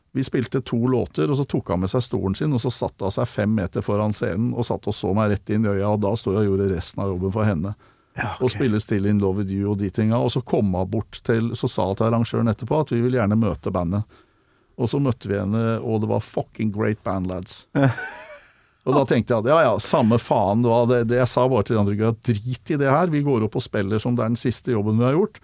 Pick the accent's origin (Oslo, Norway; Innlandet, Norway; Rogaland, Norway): Oslo, Norway; Jeg vokste opp på Kalbakken